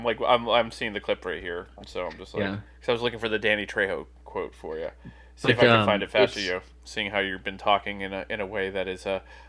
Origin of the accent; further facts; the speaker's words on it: New Jersey, United States; growing up in Jersey where I did, it was very different because it was a Jets. It was a Giants Mets territory.